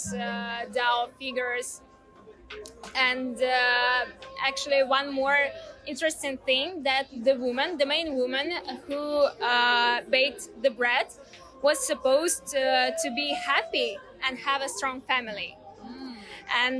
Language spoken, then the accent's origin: English; Ukraine; I'm from Ukraine